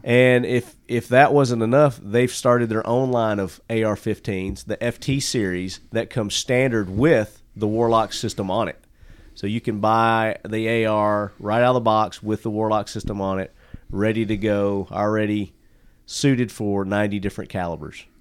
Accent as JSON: {"language": "English", "town": "Murfreesboro", "region": "Tennessee", "country": "United States", "tie": "born or raised there", "said": "my hometown here, Murfreesboro"}